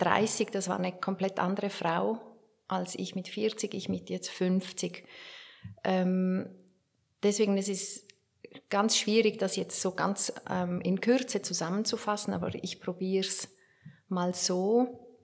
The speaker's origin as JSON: {"language": "German", "area": "Werdenberg", "region": "St. Gallen", "country": "Switzerland", "tie": "born or raised there", "said": "bei der Lokalzeitung in Werdenberg, da wo ich aufgewachsen bin"}